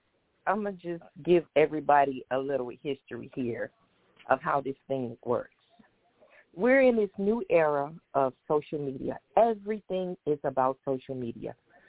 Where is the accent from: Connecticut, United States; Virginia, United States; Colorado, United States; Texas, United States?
Texas, United States; Houston; And I'm from Houston, and I support Megan.